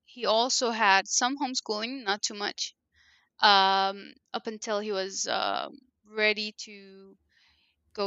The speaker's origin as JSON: {"language": "English", "town": "Cairo", "region": "Cairo Governorate", "country": "Egypt", "tie": "born or raised there", "first_language": "Arabic (Egyptian Arabic)", "second_language": "English", "moved": "as an adult", "lives_now": "Columbus, United States", "said": "I was born and raised in Egypt, which is a Middle Eastern country, and they talk Arabic, but it's an Egyptian"}